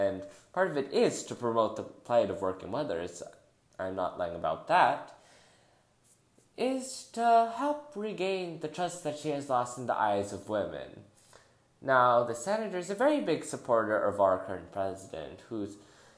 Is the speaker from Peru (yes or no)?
no; Philippines; in my home country, the Philippines